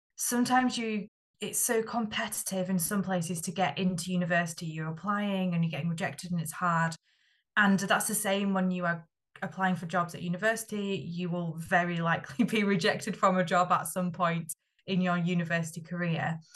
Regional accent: Yorkshire and the Humber, United Kingdom; I'm from Yorkshire

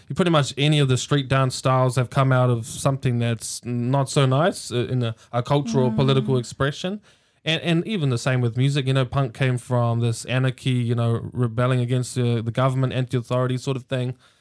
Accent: Hamilton, Waikato, New Zealand; born and raised in Hamilton in the little Housing New Zealand projects inside St Andrews

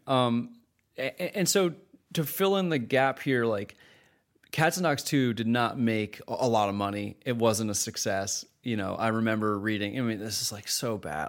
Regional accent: Canada; as a Canadian independent filmmaker

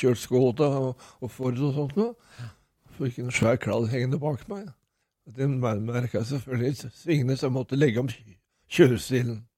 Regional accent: Norway; also born or lived in Nesbru; kom jeg hjem til Norge

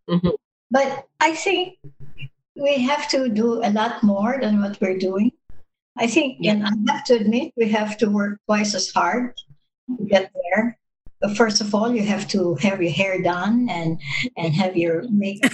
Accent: Baguio, Cordillera Administrative Region, Philippines; my hometown, Baguio

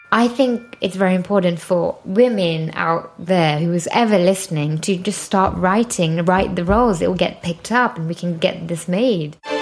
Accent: Leicester, East Midlands, United Kingdom; moved away as an adult; also born or lived in London; Well, I'm from London. Well, actually, Leicester, which is 100 miles away from London

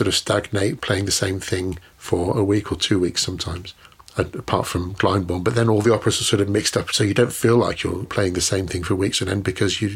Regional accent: Birmingham, West Midlands, United Kingdom; I'm from Birmingham

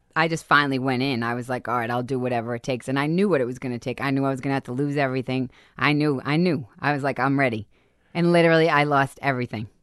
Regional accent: Boston, Massachusetts, United States; moved away; I grew up in Boston, fist fighting, crazy

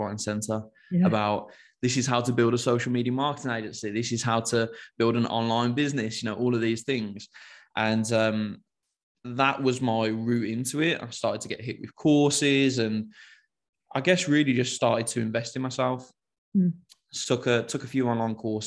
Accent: Birmingham, West Midlands, United Kingdom; accent: Brummie; I'm from Birmingham. I guess a typical Brummie

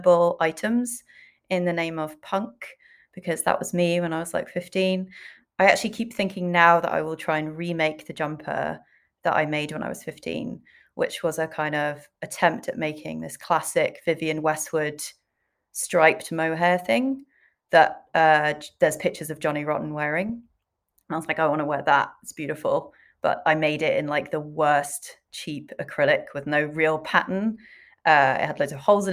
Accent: Swansea, Wales, United Kingdom; growing up in super cool Swansea

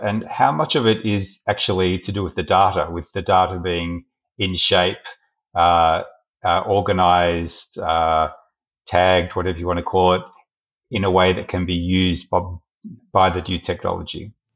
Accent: Australia; as an Australian citizen living in a liberal democracy

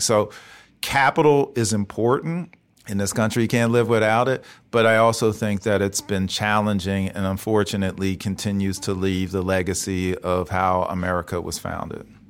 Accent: Philadelphia, Pennsylvania, United States; moved away as an adult; also born or lived in Chicago / St. Louis / Washington, D.C.; born and raised in Philly, but I spent a lot of time out of Philly too

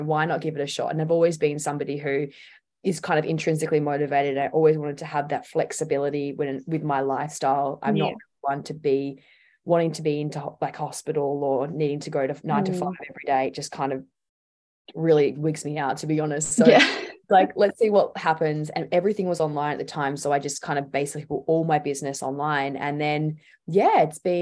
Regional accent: Tasmania, Australia; I grew up in Tassie

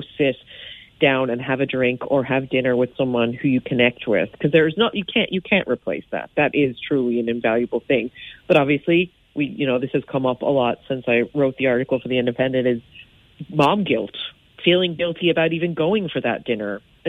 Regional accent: United States; now in Ireland; as you can tell from my accent, I'm American, so I have some of my American mamas are in there too, but it is largely an Irish group.

